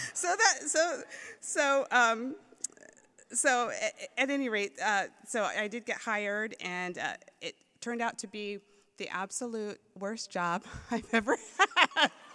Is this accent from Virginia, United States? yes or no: no; Maryland, United States; moved away as an adult; also born or lived in Florida; now in San Dimas, United States; I grew up in Maryland.